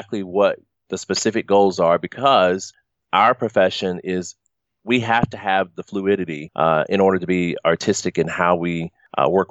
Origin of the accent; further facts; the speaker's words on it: the South, United States; moved away; I'm from the South